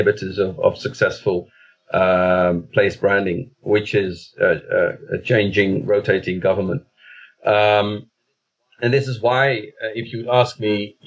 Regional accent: The Hague, South Holland, Netherlands; the city of The Hague, which is coincidentally my hometown, where I was born and raised.

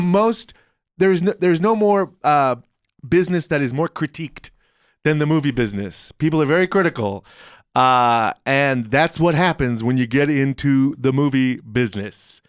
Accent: Richmond, Virginia, United States; I grew up in Richmond, Virginia, so I'm, uh, you know, hard Philip Morris country

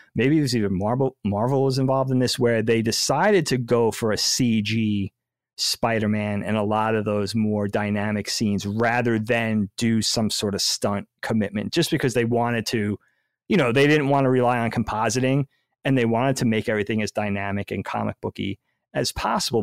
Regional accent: United States; we are American

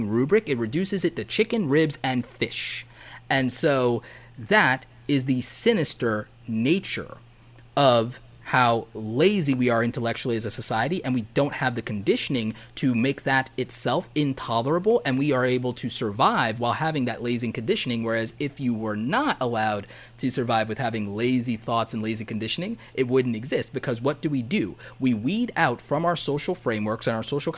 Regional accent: the South, United States; I grew up in the South

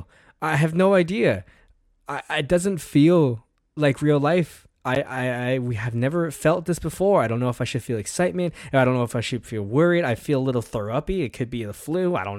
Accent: Canada

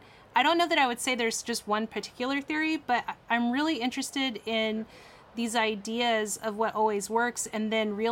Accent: Texas, United States; I grew up in Texas

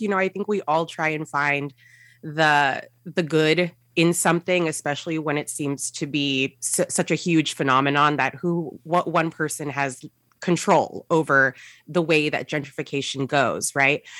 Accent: San Gabriel Valley, California, United States; I grew up in the San Gabriel Valley

